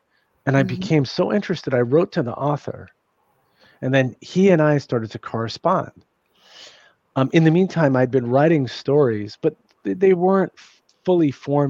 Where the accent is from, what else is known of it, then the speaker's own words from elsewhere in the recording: New York City, New York, United States; I grew up in New York City. I grew up in a little bit rough section.